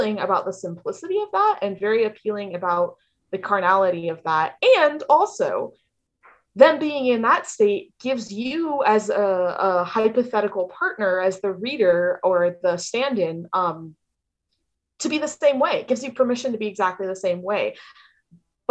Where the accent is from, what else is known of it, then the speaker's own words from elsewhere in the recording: the South, United States; I grew up in the South